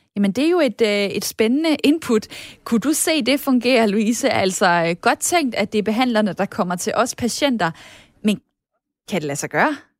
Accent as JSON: {"language": "Danish", "town": "Esbjerg", "region": "Southern Denmark", "country": "Denmark", "said": "Esbjerg, jamen, øh, så rammer du mit hjerte, hvor jeg også øh, kommer fra."}